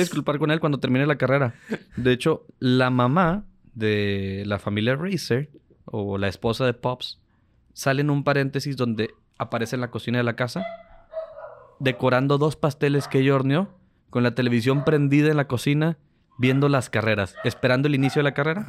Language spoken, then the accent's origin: Spanish; Mexico; nosotros somos mexicanos